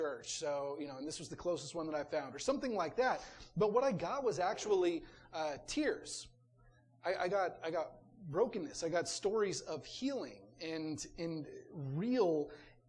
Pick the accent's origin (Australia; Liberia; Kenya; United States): United States; Georgetown, Texas; also born or lived in Missouri; now in Kyle, United States; I grew up in Georgetown, but my first church was in Missouri